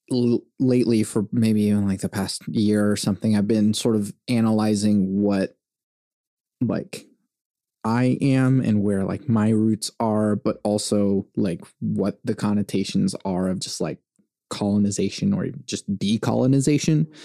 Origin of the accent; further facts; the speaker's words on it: Venezuela; born there; because I was born in Venezuela.